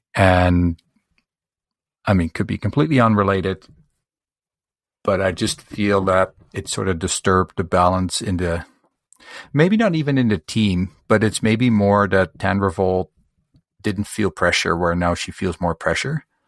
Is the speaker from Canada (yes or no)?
yes; Canada; I'm from Canada